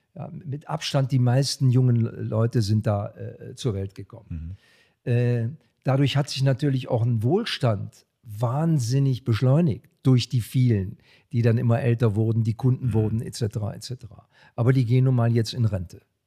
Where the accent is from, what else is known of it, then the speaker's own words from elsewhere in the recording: Germany; bei uns in Deutschland